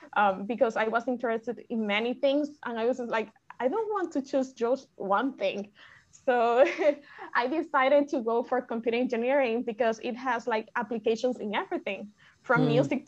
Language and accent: English; Lares, Puerto Rico; also born or lived in Mayagüez, Puerto Rico; I am from Lares. Lares is in the west rural part of Puerto Rico.